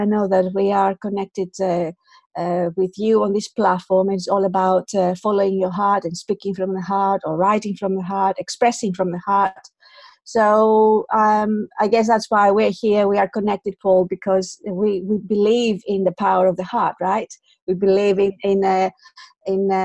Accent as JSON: {"language": "English", "town": "Athens", "region": "Attica", "country": "Greece", "moved": "as an adult", "lives_now": "United Kingdom", "said": "I am Greek, I'm from Athens. Originally, I've lived in the UK for more than 20 years now."}